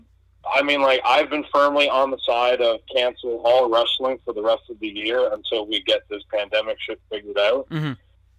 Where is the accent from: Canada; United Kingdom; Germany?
Canada; we moved from our apartment on the north side of my hometown